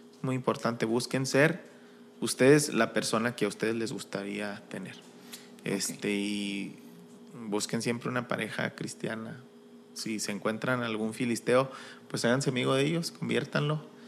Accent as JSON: {"language": "Spanish", "region": "Chihuahua", "country": "Mexico", "said": "somos alterados de Chihuahua"}